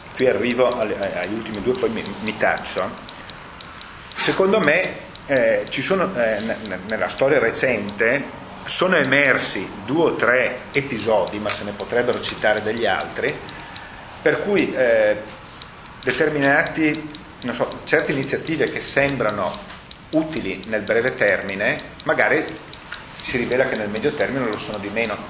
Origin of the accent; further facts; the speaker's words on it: Brescia, Lombardy, Italy; accent: Brescian; presidente della S M di Brescia, che il mio accento tradisce